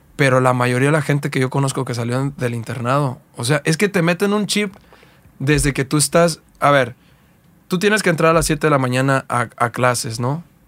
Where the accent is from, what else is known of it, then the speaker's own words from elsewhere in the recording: Coyuca de Catalán, Guerrero, Mexico; also born or lived in Acapulco; yo soy originario de un pueblo que se llama Coyuca Catalán, Guerrero